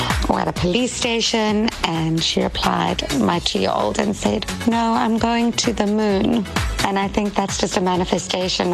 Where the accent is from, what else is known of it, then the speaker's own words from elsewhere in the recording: Pretoria, Gauteng, South Africa; moved away as an adult; also born or lived in Cape Town, South Africa / Durban, South Africa; now in Los Angeles, United States; Growing up in Pretoria